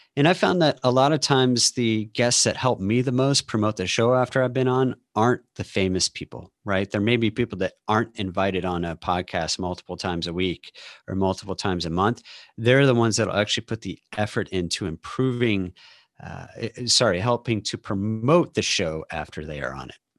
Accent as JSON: {"language": "English", "town": "St. Louis", "region": "Missouri", "country": "United States", "tie": "born or raised there", "also_born_or_lived": "Austin, Texas", "moved": "yes", "lives_now": "Seattle, United States", "said": "I live outside of Seattle now, um, but I grew up in St. Louis and lived in Austin for 20 years"}